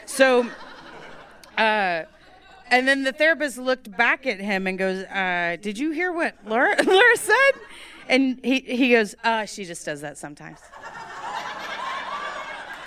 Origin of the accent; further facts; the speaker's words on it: Texas, United States; I'm Texan.